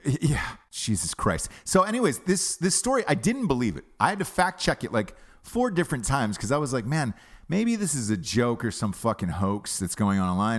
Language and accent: English; United States; as an American